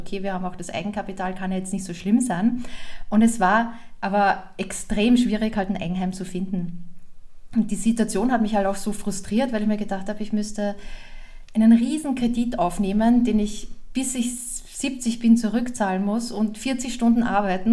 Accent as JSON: {"language": "German", "country": "Austria", "moved": "as an adult", "lives_now": "Germany", "said": "Also ich komme aus Österreich ursprünglich"}